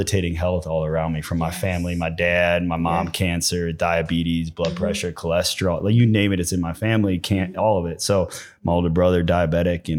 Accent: Bolingbrook, Illinois, United States; moved away; also born or lived in Naperville, Illinois; I grew up, I'm originally from Southside suburbs of Chicago. Oh, really? Bolingbrook, Illinois

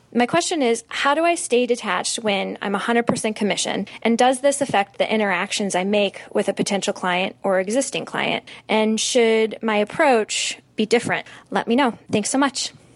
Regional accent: St. Louis, Missouri, United States; I'm from Saint Louis

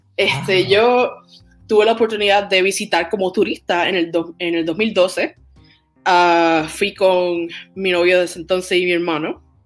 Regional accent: Toa Baja, Puerto Rico; moved away as an adult; now in Tokyo, Japan; soy de Toa Baja, Puerto Rico.

